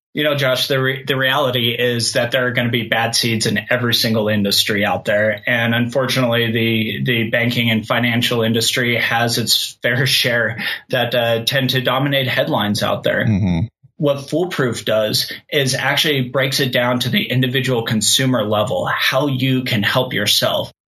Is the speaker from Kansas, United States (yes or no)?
yes; Kansas, United States; moved away as an adult; also born or lived in Colorado; I grew up in Kansas and I moved to Colorado to go to school